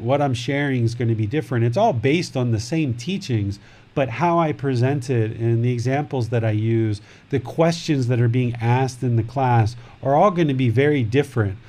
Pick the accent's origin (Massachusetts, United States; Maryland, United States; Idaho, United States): Maryland, United States; now in Thailand; I grew up right there